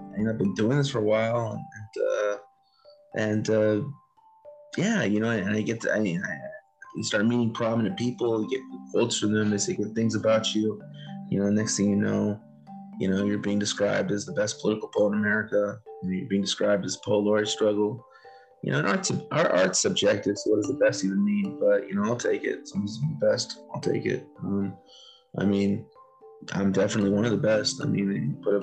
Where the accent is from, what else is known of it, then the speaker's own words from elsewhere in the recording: Los Angeles, California, United States; I'm LA area